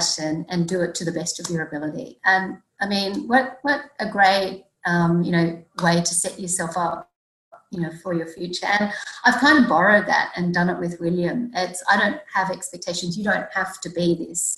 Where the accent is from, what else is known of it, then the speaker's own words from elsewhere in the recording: Sydney, New South Wales, Australia; also born or lived in Brisbane; I grew up in Sydney. I've lived all my life in Sydney